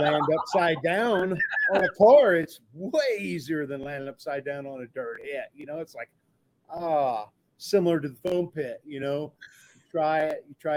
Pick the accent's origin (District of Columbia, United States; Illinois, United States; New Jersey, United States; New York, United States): Illinois, United States; I'm from Illinois there nearby